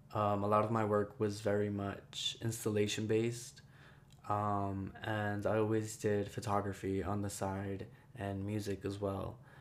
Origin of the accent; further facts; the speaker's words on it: Jersey City, New Jersey, United States; also born or lived in Ecuador; I was born in Ecuador. I came here when I was three. My mom is Guatemalan. My dad is Ecuadorian. I grew up in Jersey City